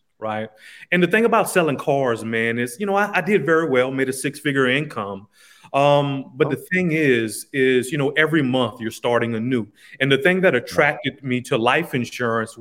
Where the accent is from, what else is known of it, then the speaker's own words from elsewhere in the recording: Lafayette, Louisiana, United States; now in Houston, United States; I'm from originally Lafayette, Louisiana.